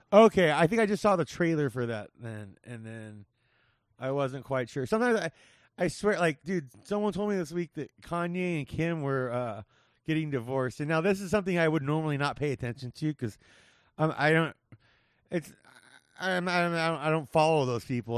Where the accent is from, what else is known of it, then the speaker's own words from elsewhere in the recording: Whittier, California, United States; now in Las Vegas, United States; I grew up in Whittier, California